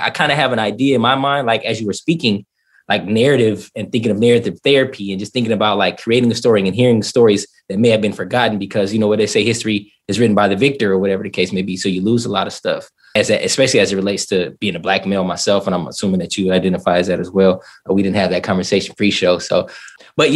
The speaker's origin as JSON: {"language": "English", "region": "Southern California", "country": "United States", "tie": "born or raised there", "also_born_or_lived": "East St. Louis, Illinois / Atlanta / overseas", "moved": "as an adult", "lives_now": "Florida, United States", "said": "I was born in East St. Louis, Illinois, left there, grew up in Southern California"}